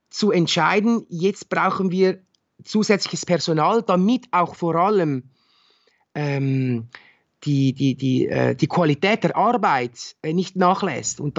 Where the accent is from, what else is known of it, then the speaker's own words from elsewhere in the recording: Winterthur, Zurich, Switzerland; ich bin in, in Winterthur bin ich zur Schule gegangen, äh, ich habe meine Lehre hier absolviert, man, man kennt schon sehr viele Leute.